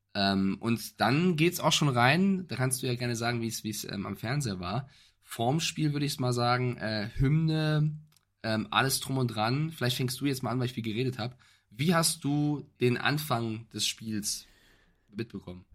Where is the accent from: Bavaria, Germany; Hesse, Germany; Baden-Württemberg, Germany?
Hesse, Germany; Frankfurt; ich als Frankfurter